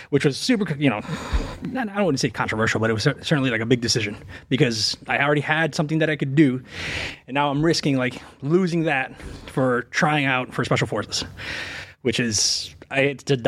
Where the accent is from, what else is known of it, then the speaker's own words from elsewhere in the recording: Revere, Massachusetts, United States; Yeah, I grew up in Boston, man.